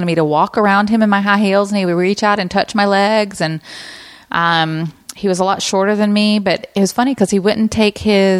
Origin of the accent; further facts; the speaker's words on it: Alabama, United States; moved away; I grew up in Alabama. We don't have a huge Jewish population there.